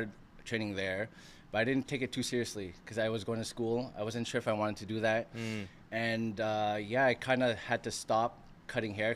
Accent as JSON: {"language": "English", "town": "Montreal", "region": "Quebec", "country": "Canada", "tie": "born or raised there", "said": "I was born and raised in Montreal, Canada"}